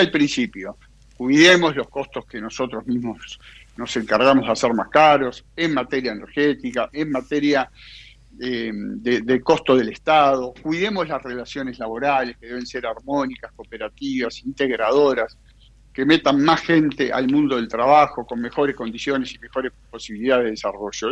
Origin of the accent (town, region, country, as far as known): Uruguay